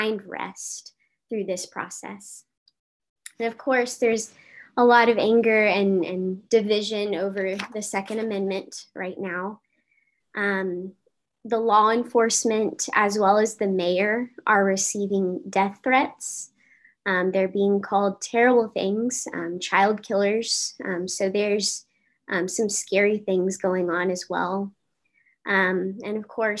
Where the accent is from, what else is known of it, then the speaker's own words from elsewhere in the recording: Uvalde, Texas, United States; moved away; I was born and raised in Uvalde, Texas